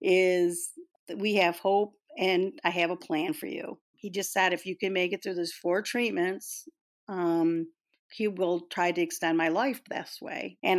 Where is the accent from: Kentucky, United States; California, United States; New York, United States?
New York, United States; Olean; I'm from Olean, New York, a little small town in western New York.